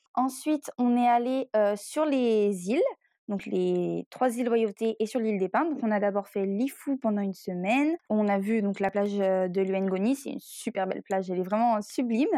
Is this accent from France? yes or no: yes; Brittany, France; on est breton